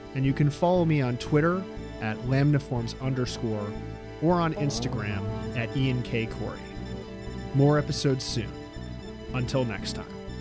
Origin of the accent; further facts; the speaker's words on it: New York, United States; Growing up in New York